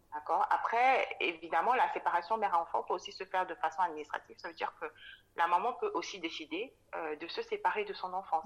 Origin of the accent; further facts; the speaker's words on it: Cameroon; moved away as an adult; also born or lived in Dakar, Senegal; je suis née euh, et j'ai grandi au Cameroun. J'ai quitté le Cameroun après mon bac à, 19 ans